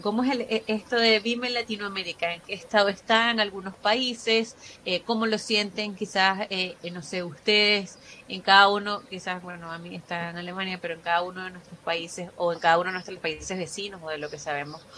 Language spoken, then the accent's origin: Spanish; Venezuela; moved away as an adult; now in Chile; soy venezolana y tengo cinco años en Chile